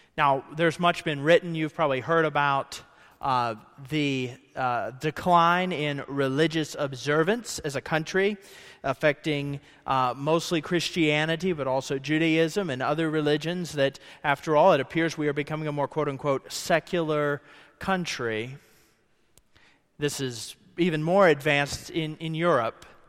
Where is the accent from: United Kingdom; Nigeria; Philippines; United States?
United States; Ohio; now in Kentucky, United States; I grew up in Ohio